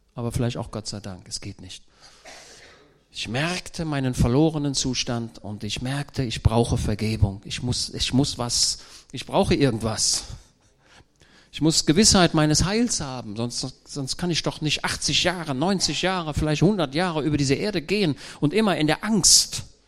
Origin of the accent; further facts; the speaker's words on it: Germany; ich komme ja aus Deutschland